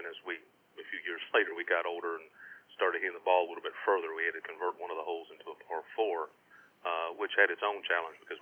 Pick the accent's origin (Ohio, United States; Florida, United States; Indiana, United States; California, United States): Indiana, United States; Charlestown; I grew up in Indiana in a small town called Charlestown, and right across the river from Louisville, Kentucky